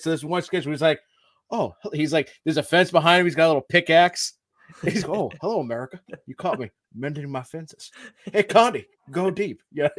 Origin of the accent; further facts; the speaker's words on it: Amesbury, Massachusetts, United States; I grew up, fun fact, in Amesbury, I grew up on Merrimack Street, right?